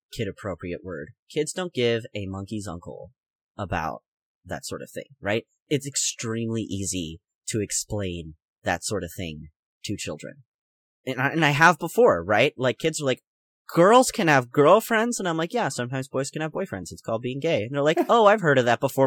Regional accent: United States; I'm American

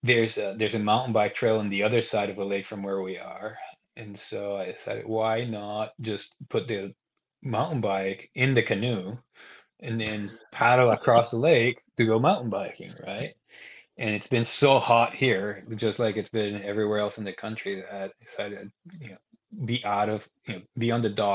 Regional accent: Guatemala; moved away as an adult; also born or lived in Arkansas / North Carolina / Australia / Ecuador; I'm originally from Guatemala. I grew up there. I was born and raised there

